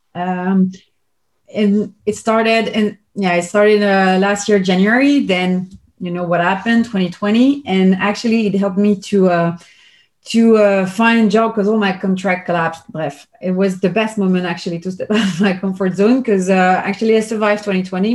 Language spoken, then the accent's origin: English; Belgium; I'm from Belgium